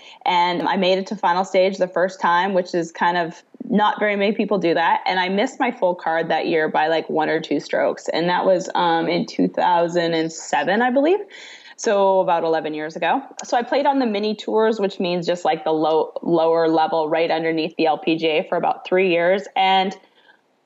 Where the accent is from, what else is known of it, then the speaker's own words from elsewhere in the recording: Canada; moved away as an adult; now in Arkansas, United States; I'm originally from Canada. I grew up in Canada. I now actually call Arkansas home.